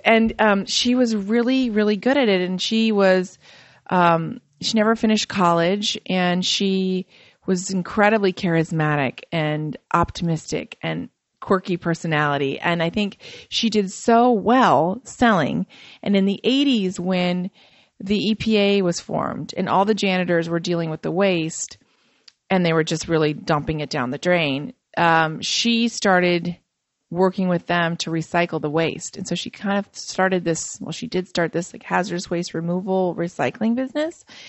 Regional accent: Fort Wayne, Indiana, United States; I grew up in Fort Wayne, Indiana, and, um, I'm Macedonian

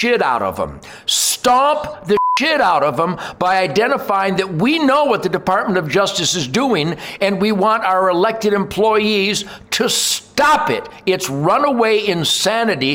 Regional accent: Detroit, Michigan, United States; I grew up in Detroit as the arsenal of democracy

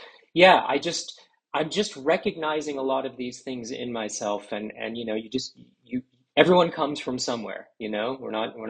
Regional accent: Washington, District of Columbia, United States; also born or lived in Philadelphia; I grew up in Washington, D.C. in the 1980s.

